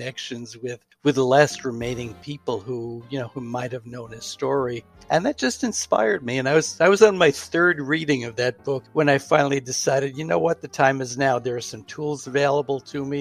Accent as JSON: {"language": "English", "town": "New York City", "region": "New York", "country": "United States", "tie": "born or raised there", "also_born_or_lived": "Houston, Texas / Pittsburgh", "moved": "yes", "lives_now": "Hillsborough, United States", "said": "we both grew up in the New York City area."}